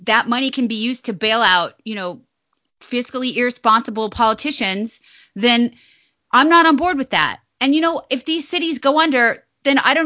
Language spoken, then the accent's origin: English; Nevada, United States; now in Virginia, United States; I'm from Nevada.